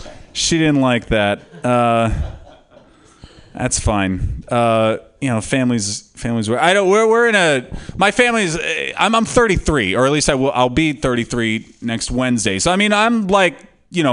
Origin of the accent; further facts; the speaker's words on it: California, United States; "Yeah, I'm from California."